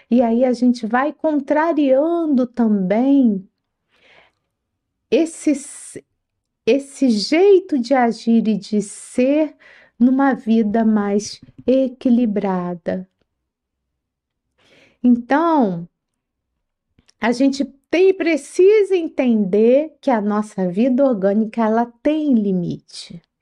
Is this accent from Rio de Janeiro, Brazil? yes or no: yes; Rio de Janeiro, Brazil; now in São Paulo, Brazil; Aqui em São Paulo, o dia da feijoada é na quarta-feira. Eu vim do Rio de Janeiro, lá era na sexta-feira